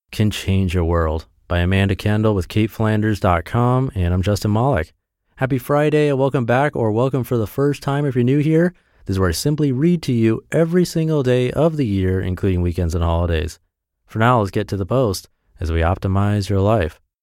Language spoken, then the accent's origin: English; Perth, Western Australia, Australia; moved away as an adult; also born or lived in Japan; I grew up in Perth, Western Australia